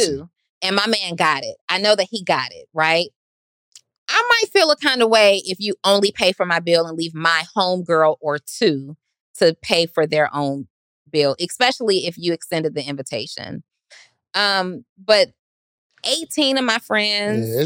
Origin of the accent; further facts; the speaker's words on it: Atlanta, Georgia, United States; I'm from Atlanta.